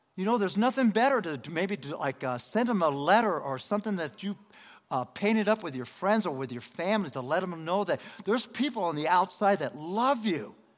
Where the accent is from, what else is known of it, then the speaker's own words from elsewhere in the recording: Denver, Colorado, United States; also born or lived in Los Angeles, California; I'm from Los Angeles, California, but I was raised in Denver, Colorado.